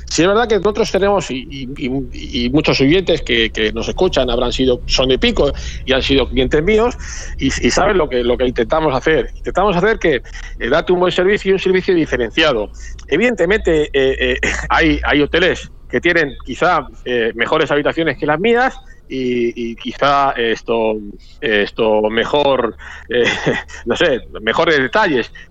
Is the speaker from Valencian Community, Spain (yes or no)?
no; Madrid, Community of Madrid, Spain; now in Argentina; Yo soy español, yo soy español de, Madrid, para y soy pampeano, ¿eh? Hace ya. Eh, yo mm, también suelo decir mucho que, mm, que yo soy pampeano, esto, que mm, pues, más pampeano que muchos de ustedes, porque yo elegí vivir acá en La Pampa